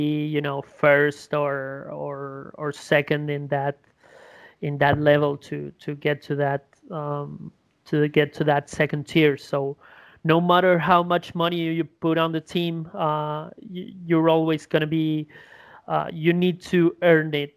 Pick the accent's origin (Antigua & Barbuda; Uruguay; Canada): Uruguay; English is a second language; my hometown